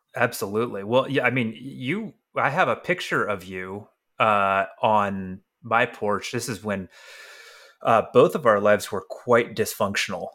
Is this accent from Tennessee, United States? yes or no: yes; Tennessee, United States; moved away; also born or lived in California; growing up in Tennessee